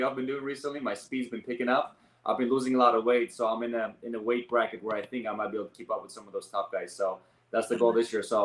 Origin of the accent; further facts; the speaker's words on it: Armenia; also born or lived in Los Angeles, United States / Oregon, United States / Seattle, Washington, United States; now in Washington State, United States; I'm actually born and raised in Armenia